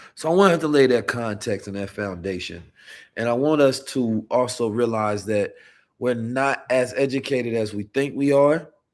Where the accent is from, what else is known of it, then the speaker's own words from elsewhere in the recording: United States; being an American man